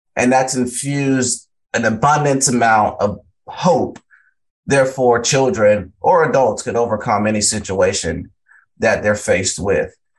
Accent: Valdosta, Georgia, United States; also born or lived in Largo, Florida; I grew up in Valdosta, Georgia

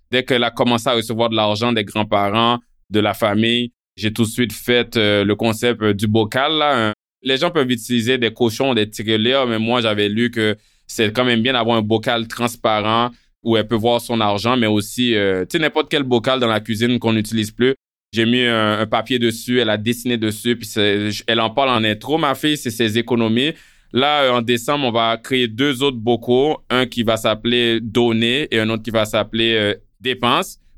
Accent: Haiti; moi, quand je suis arrivé d'Haïti, euh, j'avais jamais connu ça, les parents qui donnent une allocation

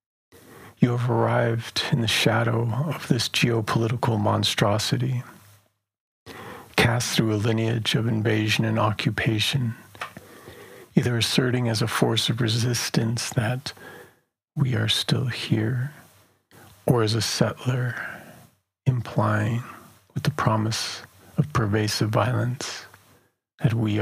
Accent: Black Mesa, Arizona, United States; moved away; I'm originally from Black Mesa

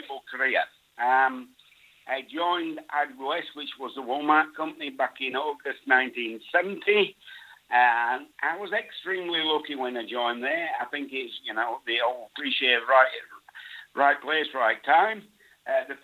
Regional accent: Bradford, Yorkshire and the Humber, United Kingdom; now in Australia; I originate from near to Bradford, where I was born, in Yorkshire. In the days when I was born and growing up, Bradford was known as the Wool City

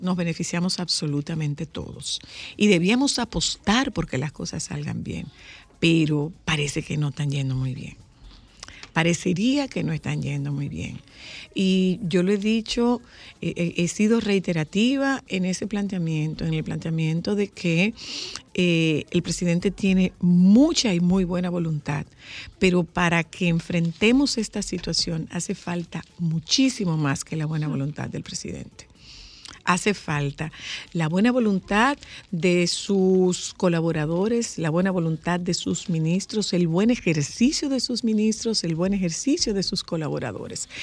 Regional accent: Dominican Republic; como dominicanos

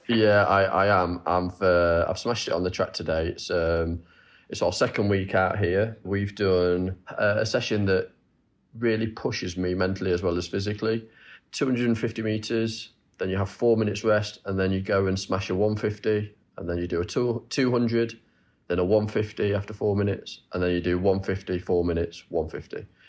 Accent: Nottingham, East Midlands, United Kingdom; I'm from Nottingham, and I, I travel to Loughborough and train there

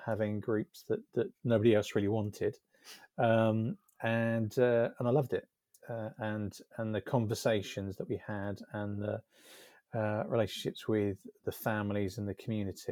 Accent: Essex, East of England, United Kingdom; moved away as an adult; now in Devon, United Kingdom; I was brought up in Essex

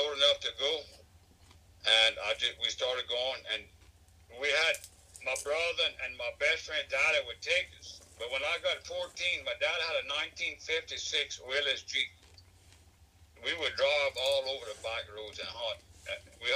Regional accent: Avoyelles Parish, Central Louisiana, United States; I'm from Balls Parish, Central Louisiana. And I grew up in a haunting household

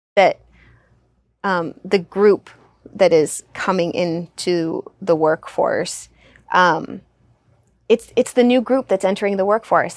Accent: Southern California, United States; I grew up in Southern California

